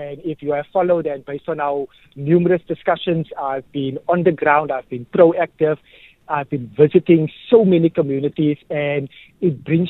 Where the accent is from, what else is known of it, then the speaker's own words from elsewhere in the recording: Cape Town, Western Cape, South Africa; growing up in Mitchell's Plain, being active in that particular area.